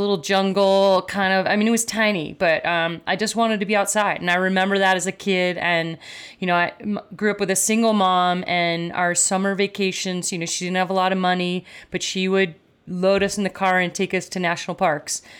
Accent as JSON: {"language": "English", "town": "Downers Grove", "region": "Illinois", "country": "United States", "tie": "born or raised there", "said": "in the suburbs of Chicago, uh, growing up in Downers Grove, Illinois"}